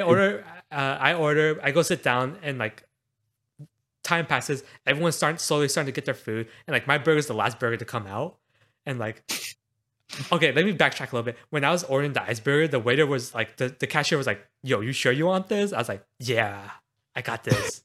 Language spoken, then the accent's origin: English; Houston, Texas, United States; growing up in Houston